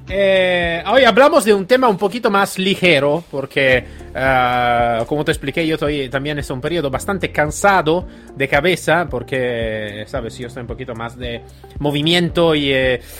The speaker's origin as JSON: {"language": "Spanish", "country": "Italy", "second_language": "Spanish", "moved": "yes", "said": "soy, soy italiano"}